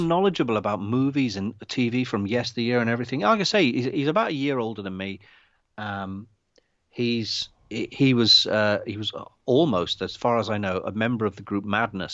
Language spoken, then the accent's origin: English; London, United Kingdom; We're both from North London.